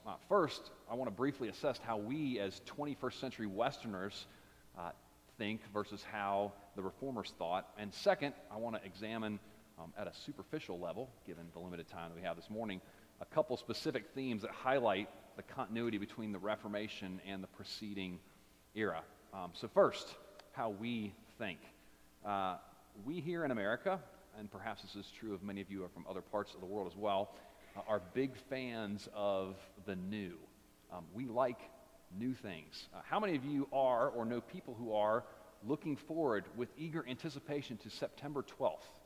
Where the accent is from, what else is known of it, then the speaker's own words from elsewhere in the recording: United States; for us as Americans